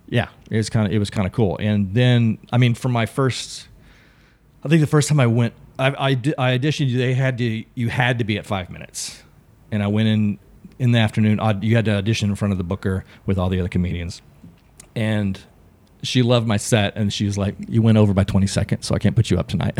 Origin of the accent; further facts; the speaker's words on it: Texas, United States; moved away as an adult; now in Los Angeles, United States; I grew up in Texas